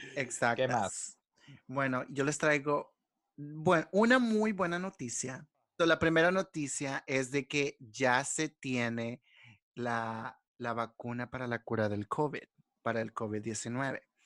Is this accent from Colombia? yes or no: no; El Salvador; nosotros como salvadoreños